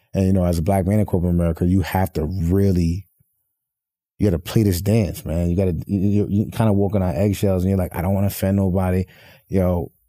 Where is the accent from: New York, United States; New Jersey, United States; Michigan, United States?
New York, United States; Poughkeepsie; I'm from Poughkeepsie, New York, upstate New York